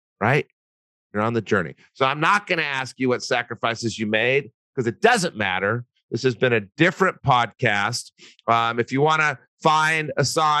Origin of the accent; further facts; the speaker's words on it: Albuquerque, New Mexico, United States; I'm from Albuquerque